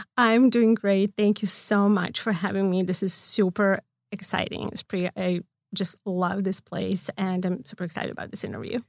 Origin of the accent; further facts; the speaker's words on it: Belgrade, Serbia; now in Los Angeles, United States; I'm from Belgrade